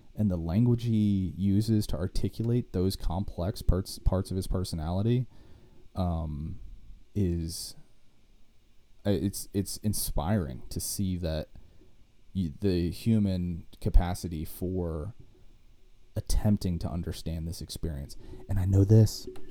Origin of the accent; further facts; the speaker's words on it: United States; I'm an American